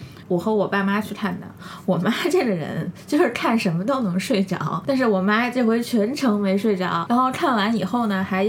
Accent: Sichuan, China; 我们都是四川人，就诺兰。

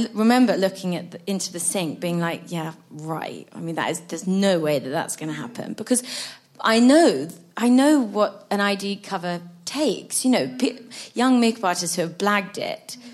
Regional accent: London, United Kingdom; growing up in London

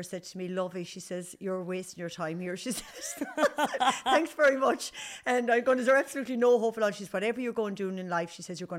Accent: Nenagh, Munster, Ireland; moved away as an adult; also born or lived in Limerick; now in Galway, Ireland; I grew up in Tipperary, went to school in Nina, went modelling for a couple of years in Limerick, and then moved to Galway

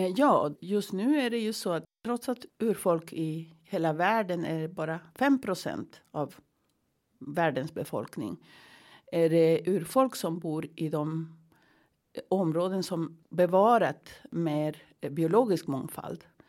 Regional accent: Andes, Peru; now in Sweden; jag kommer från Peru, från Anderna.

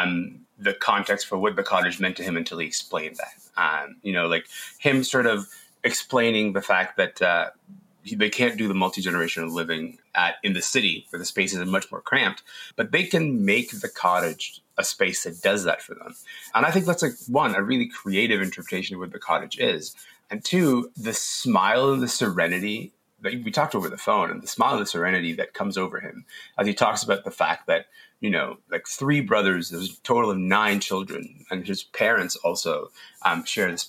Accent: Kingston, Ontario, Canada; also born or lived in Sudan; I grew up in Kingston after my family moved to Canada.

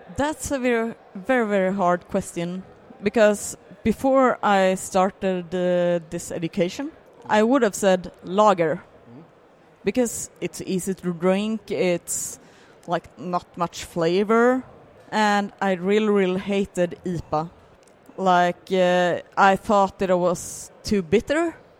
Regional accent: Landvetter, Västra Götaland, Sweden; I grew up in Landvetter

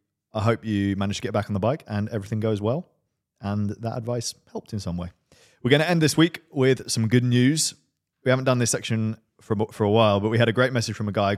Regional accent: Uganda; born there; I was born in Uganda.

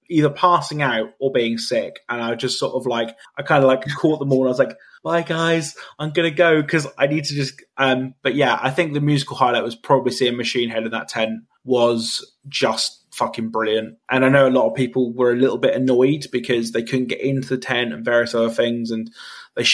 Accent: United Kingdom; as a British person

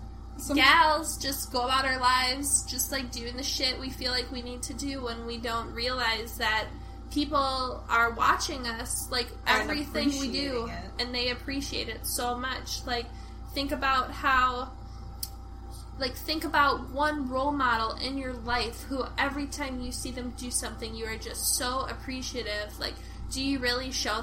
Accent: Forest Lake, United States; Like Forest Lake. My hometown.

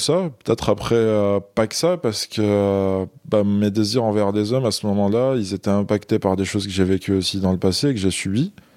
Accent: Algeria; moved away as an adult; now in France; je suis né en Algérie. J'ai grandi là-bas

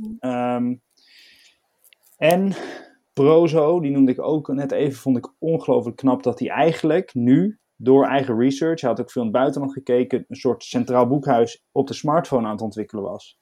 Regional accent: Netherlands

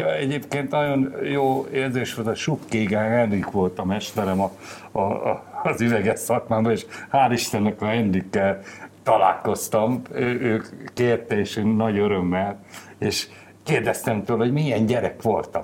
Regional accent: Gyomaendrőd, Békés, Hungary; Gyomán születtem, gyomai vagyok, és hát a gyökereim ott vannak

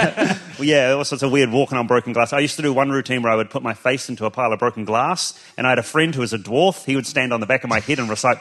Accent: Timaru, Canterbury, New Zealand; moved away; also born or lived in Dunedin; our local clown in our small town of Timaru in New Zealand.

